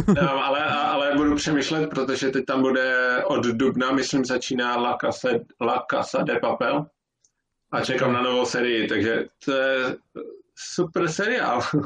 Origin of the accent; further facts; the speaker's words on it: Ostrava, Moravian-Silesian Region, Czechia; now in Norway; jsem z Ostravy